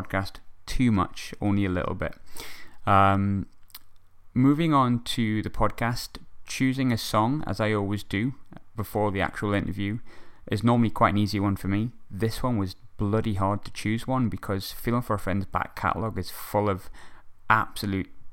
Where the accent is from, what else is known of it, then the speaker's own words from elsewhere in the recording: Sunderland, North East England, United Kingdom; Sunderland writer, local to my hometown